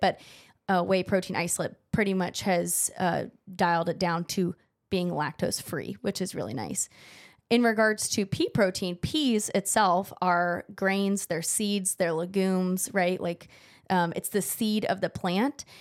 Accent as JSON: {"language": "English", "area": "Central Valley", "region": "California", "country": "United States", "tie": "born or raised there", "moved": "yes", "said": "I'm not from San Diego. I'm from the Central Valley, where the agriculture is"}